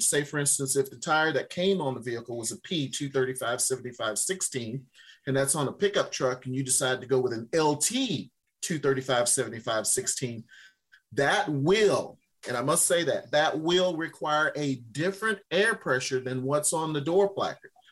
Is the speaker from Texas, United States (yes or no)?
no; Louisiana, United States; moved away; my home state of Louisiana